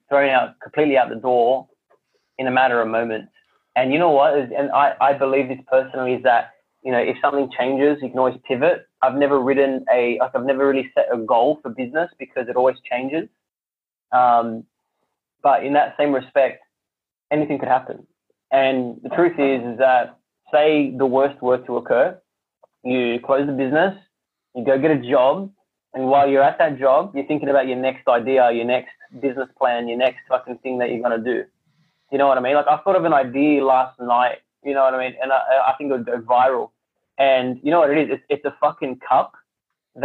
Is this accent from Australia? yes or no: yes; Sydney, New South Wales, Australia; I grew up in Western Sydney, and Western Sydney is very multicultural.